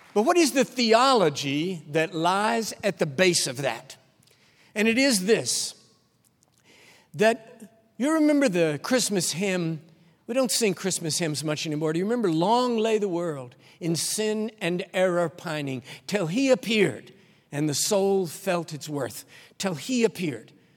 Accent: Texas, United States; I'm a Texan

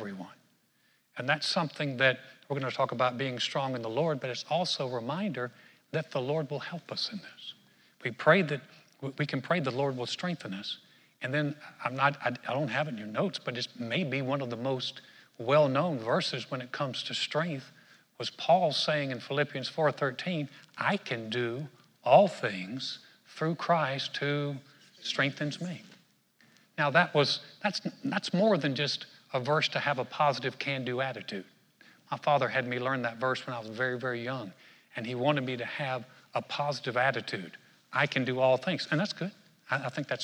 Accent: North Carolina, United States; where I grew up in North Carolina

